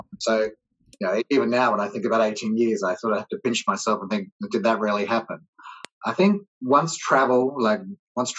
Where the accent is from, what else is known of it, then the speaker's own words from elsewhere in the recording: Australia; moved away as an adult; also born or lived in England / London / Sydney; now in New York, United States; I was born in England, but I grew up in Australia, and I started my career in tourism in a place called Adelaide in South Australia